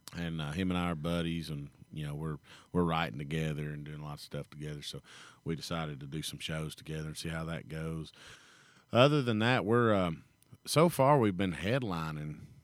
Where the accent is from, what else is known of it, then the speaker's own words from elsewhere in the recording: Kentucky, United States; it's in my hometown